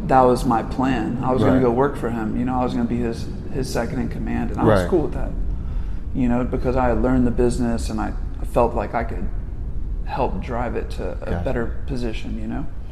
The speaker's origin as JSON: {"language": "English", "town": "Dallas", "region": "Texas", "country": "United States", "tie": "born or raised there", "said": "I was born out here in Dallas"}